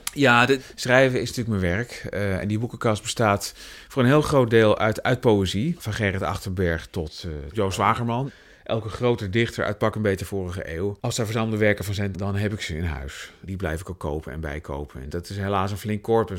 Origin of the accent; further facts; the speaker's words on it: Utrecht, Netherlands; Ik ben opgegroeid in Tuindorp, de jaren 30 wijk. Dat is, dat is niet ver vandaan waar we dit gesprek nu hebben in Overvecht